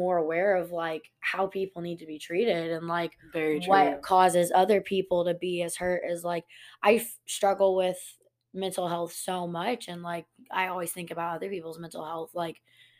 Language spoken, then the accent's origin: English; Montgomery, Texas, United States; growing up, I grew up in Montgomery.